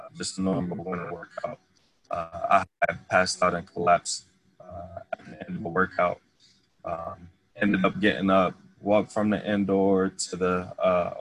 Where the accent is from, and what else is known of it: Ohio, United States; moved away as an adult; also born or lived in Indiana